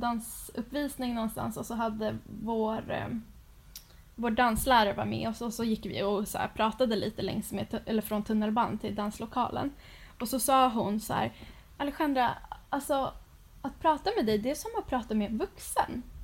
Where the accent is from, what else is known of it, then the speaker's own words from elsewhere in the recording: Sweden; som svensk